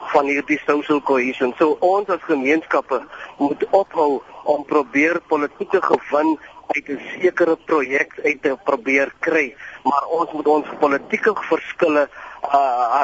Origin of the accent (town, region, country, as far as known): South Africa